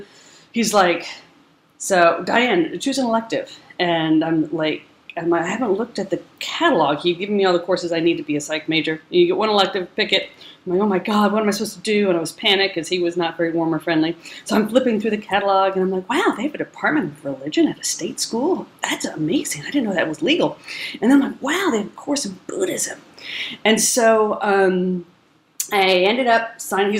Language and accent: English; Southern California, United States; moved away as an adult; also born or lived in Virginia / Washington / Texas; I grew up in Southern California